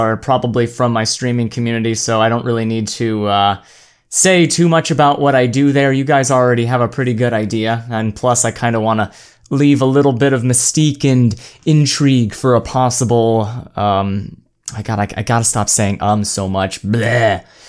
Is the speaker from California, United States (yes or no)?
yes; California, United States; also born or lived in Oregon / Arizona; I was born in Oregon back in 1997, moved to Arizona, lived out my time there, went to elementary school, that fun stuff, went over to California and did middle school, high school